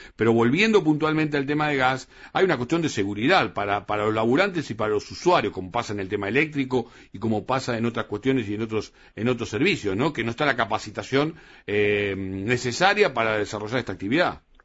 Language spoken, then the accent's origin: Spanish; Argentina; los argentinos